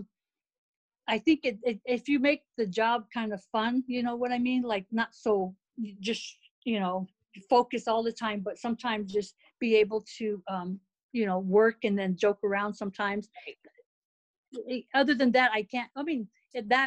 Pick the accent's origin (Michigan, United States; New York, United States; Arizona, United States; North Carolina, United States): Arizona, United States; Winslow; also born or lived in Germany; I'm from Winslow, Arizona, and the nearest college was Northern Arizona University